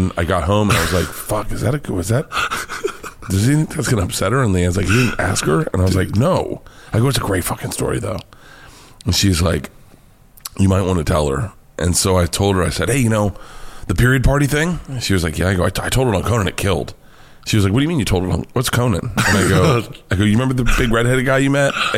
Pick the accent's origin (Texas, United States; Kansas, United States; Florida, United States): Florida, United States; moved away; I grew up in Florida.